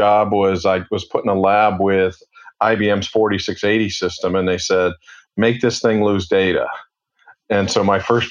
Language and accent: English; Cincinnati, Ohio, United States; moved away as an adult; also born or lived in Atlanta; born and raised in Cincinnati